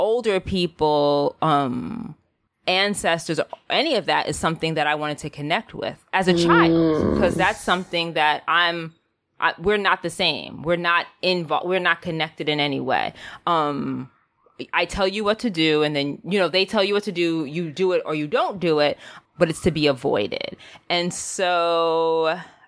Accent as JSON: {"language": "English", "town": "New York City", "region": "New York", "country": "United States", "tie": "born or raised there", "said": "I'm a city kid. I grew up in the Bronx in New York"}